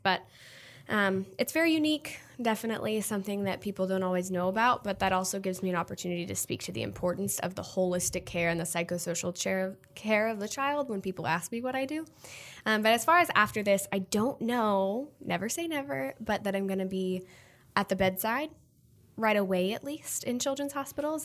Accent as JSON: {"language": "English", "town": "Omaha", "region": "Nebraska", "country": "United States", "tie": "born or raised there", "also_born_or_lived": "Texas", "moved": "as an adult", "lives_now": "New York City, United States", "said": "I'm born and raised in Nebraska, but I went to college in Texas"}